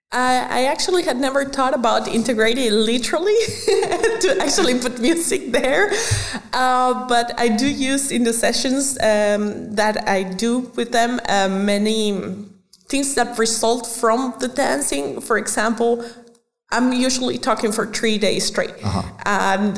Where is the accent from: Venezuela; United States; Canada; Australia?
Venezuela; moved away as an adult; now in Germany; I was born in Venezuela. So when I was growing up, I was uh, basically a culture mixture